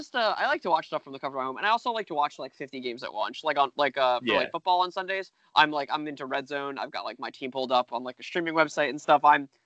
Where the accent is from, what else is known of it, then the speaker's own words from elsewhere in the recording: New York, United States; I'm from New York.